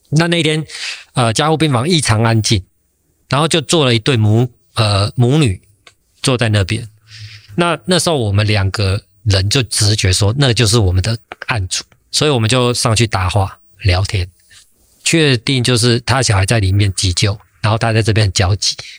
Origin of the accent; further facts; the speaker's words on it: Taiwan; 我一个台湾人